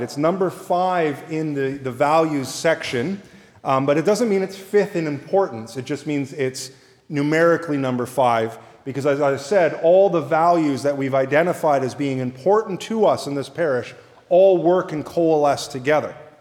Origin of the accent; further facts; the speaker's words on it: Canada; Canadian Anglicans